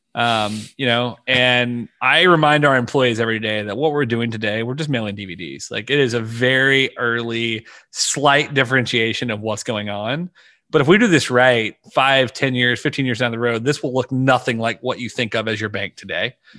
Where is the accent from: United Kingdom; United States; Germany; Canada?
United States; Louisiana; I was born and raised in Louisiana